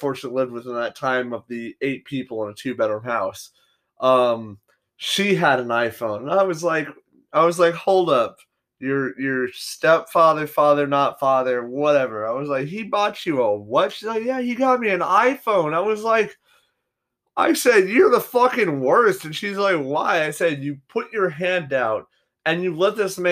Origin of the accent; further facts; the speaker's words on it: United States; as an American